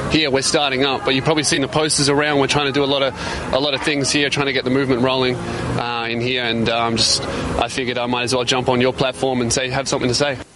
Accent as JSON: {"language": "English", "country": "Australia", "accent": "Australian", "said": "my Australian accent"}